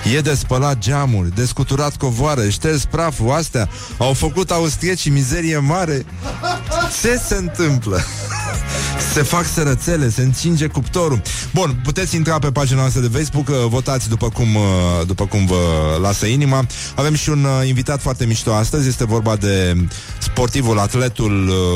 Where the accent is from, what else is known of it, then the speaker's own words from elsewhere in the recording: Brăila, Brăila County, Romania; fratele vostru grec din Brăila